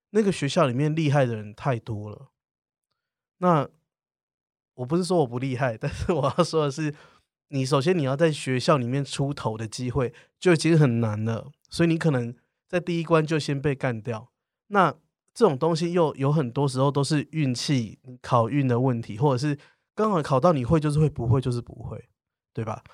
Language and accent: Chinese; southern Taiwan, Taiwan; 因为你知道我是南部人，所以南部人的想法就是如果可以当老师其实就很好